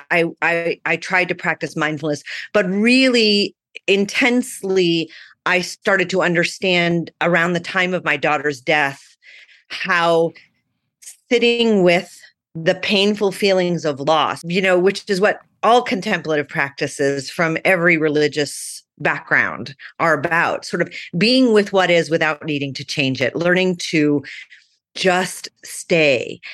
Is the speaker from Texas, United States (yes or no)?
no; Phoenix, Arizona, United States; also born or lived in Manhattan, New York; I grew up in Phoenix, Arizona. I was born in Manhattan, but I was three when we left, so I don't sound like a New Yorker.